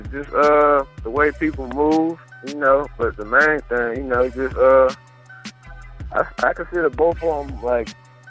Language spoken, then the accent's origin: English; Columbus, Georgia, United States; now in Carolina, United States; I was born in Columbus, Georgia. Spent some time there. Then moved up to Carolina.